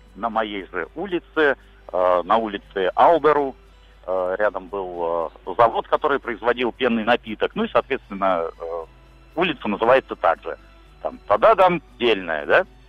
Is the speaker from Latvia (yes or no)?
yes; Liepāja, Kurzeme, Latvia; на мою малую родину